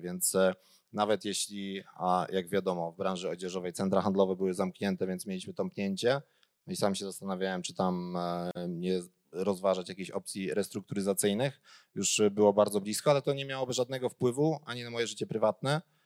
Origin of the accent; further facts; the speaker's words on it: Gliwice, Silesian Voivodeship, Poland; ja jestem w ogóle z Gliwic